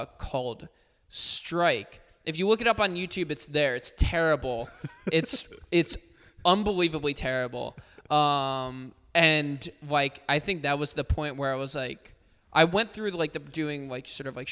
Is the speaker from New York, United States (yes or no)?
no; New Jersey, United States; I grew up in New Jersey